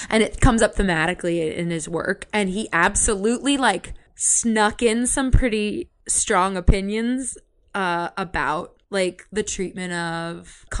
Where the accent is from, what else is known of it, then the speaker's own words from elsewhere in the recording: Yountville, California, United States; I'm from Yucksville. I'm actually from Yontville.